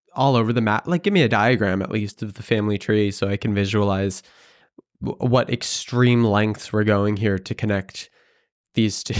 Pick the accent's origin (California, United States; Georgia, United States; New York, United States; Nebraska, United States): New York, United States; Hudson Valley, upstate; now in New York City, United States; it's about an hour and a half north, uh, in the Hudson Valley